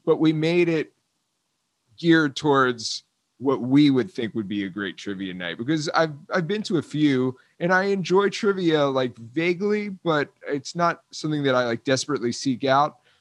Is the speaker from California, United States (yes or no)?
no; South Florida, United States; I grew up in South Florida